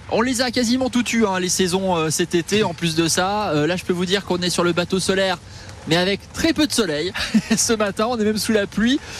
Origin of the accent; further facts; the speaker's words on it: Charente-Maritime, Nouvelle-Aquitaine, France; moved away as an adult; now in Metz, France; Dans l'ouest de la France, oui, je suis originaire